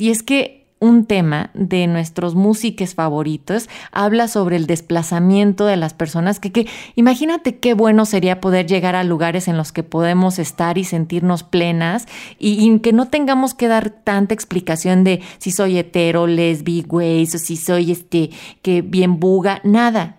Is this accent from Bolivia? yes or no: no; Mexico; como mexicanas y mexicanos